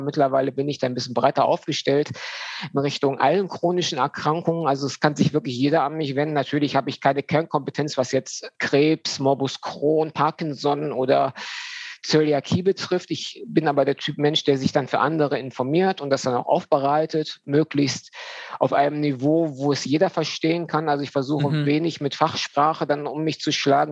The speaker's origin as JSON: {"language": "German", "town": "Düsseldorf", "region": "North Rhine-Westphalia", "country": "Germany", "tie": "born or raised there", "moved": "yes", "lives_now": "Dortmund, Germany", "said": "komme aus Dortmund, ähm, bin gebürtiger Düsseldorfer"}